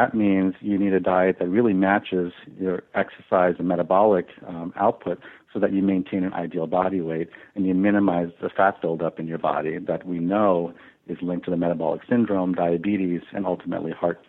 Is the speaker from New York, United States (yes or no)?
yes; Long Island, New York, United States; I was born and raised in Long Island